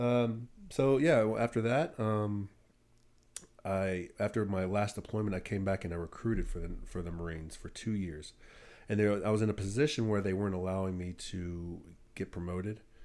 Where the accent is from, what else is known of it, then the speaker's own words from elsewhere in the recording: Brentwood, United States; I was from Brentwood